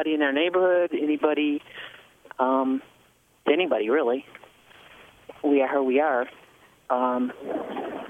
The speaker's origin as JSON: {"language": "English", "town": "Dearborn Heights", "region": "Michigan", "country": "United States", "tie": "born or raised there", "also_born_or_lived": "Oakland County, Michigan / Ypsilanti, Michigan", "said": "I grew up in Dearborn Heights and moved out to Oakland County"}